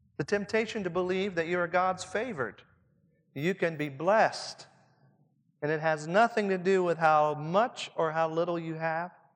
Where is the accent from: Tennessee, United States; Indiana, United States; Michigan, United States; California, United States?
Indiana, United States; Southern; accent: Southern Indiana; my Southern Indiana accent